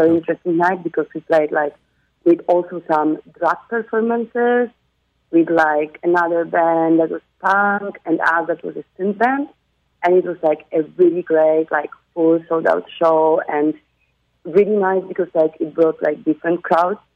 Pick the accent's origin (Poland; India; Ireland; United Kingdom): Poland; Warsaw, Masovian Voivodeship; moved away as an adult; now in Barcelona, Spain; I come from Warsaw